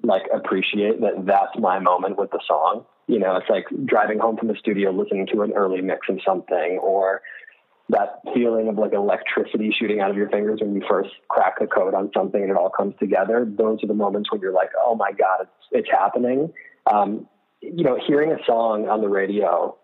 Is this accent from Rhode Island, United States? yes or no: yes; Rhode Island, United States; I grew up in Rhode Island, so I was only about an hour south of there